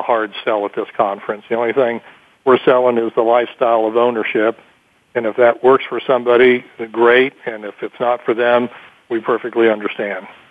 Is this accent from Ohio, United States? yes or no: yes; Columbus, Ohio, United States; in Ohio, especially my home state